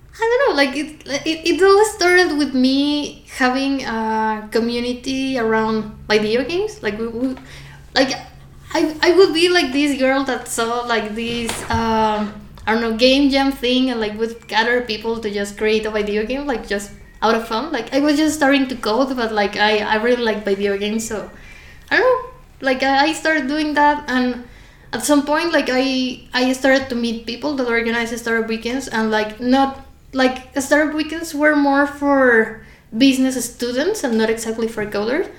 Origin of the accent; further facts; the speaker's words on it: Veracruz, Mexico; I'm from Veracruz, like I know how to dance